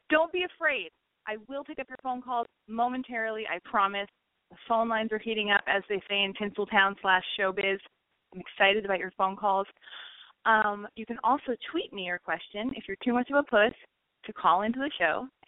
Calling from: Oahu, Hawaii, United States; I'm calling from Oahu, Hawaii, and I'm 23 years old.

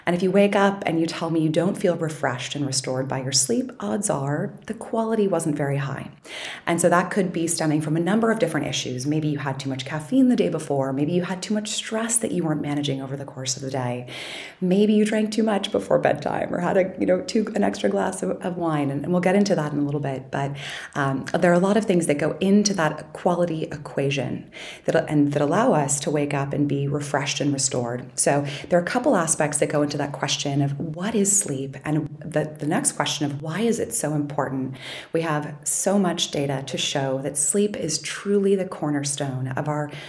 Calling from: Boston, Massachusetts, United States; I'm calling in from Boston. Also sunny, thank goodness.

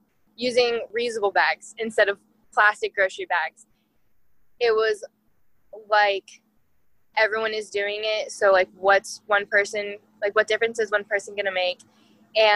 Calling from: Iowa, United States; I am 20 years old and I'm calling in from Iowa.

